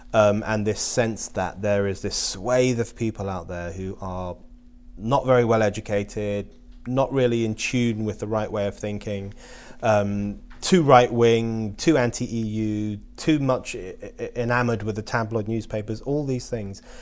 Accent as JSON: {"language": "English", "region": "London", "country": "United Kingdom", "tie": "born or raised there", "said": "I was born in London."}